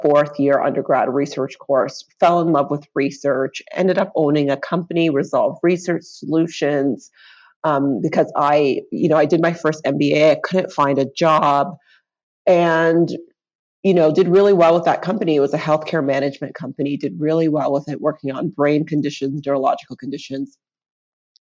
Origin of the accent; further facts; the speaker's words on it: Brampton, Ontario, Canada; also born or lived in Grenada / Rexdale, Toronto; came here, lived in Rexdale for a couple of years, then moved to Brampton, where I spent most of my life.